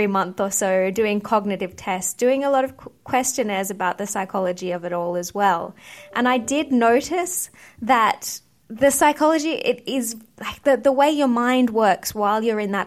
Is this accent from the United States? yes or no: no; Australia; moved away as an adult; also born or lived in United Kingdom; I grew up in Australia